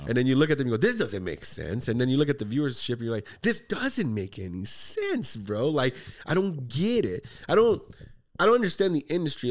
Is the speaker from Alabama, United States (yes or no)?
no; Texas, United States; we're from Texas